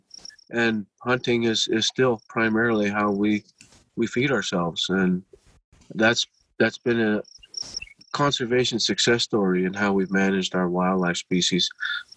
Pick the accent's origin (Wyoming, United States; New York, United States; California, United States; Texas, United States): Wyoming, United States; Fort Washakie; also born or lived in Montana; I grew up here in Fort Washakie on the Wind River Indian Reservation